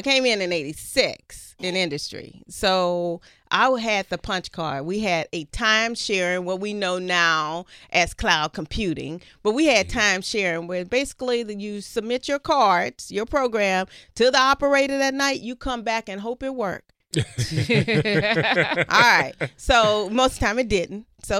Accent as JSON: {"language": "English", "region": "Louisiana", "country": "United States", "tie": "born or raised there", "said": "I'm from Louisiana."}